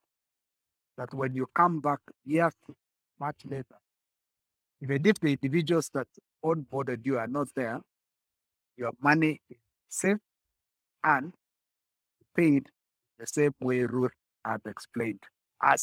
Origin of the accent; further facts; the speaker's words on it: Kenya; we as Kenyan